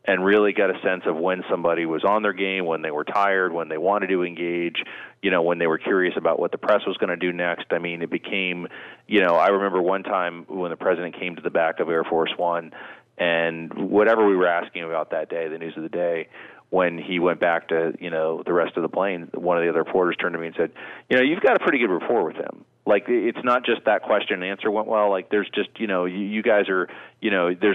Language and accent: English; State College, Pennsylvania, United States; moved away; also born or lived in Florida / Washington; I grew up there in State College